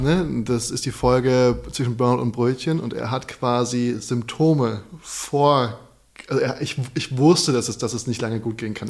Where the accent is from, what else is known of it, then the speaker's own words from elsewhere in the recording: Darmstadt, Hesse, Germany; now in Berlin, Germany; ich zu Hause, wo ich herkomme, 30 Minuten wohin fahre, dann bin ich quasi von Darmstadt nach Frankfurt, von Darmstadt nach Heidelberg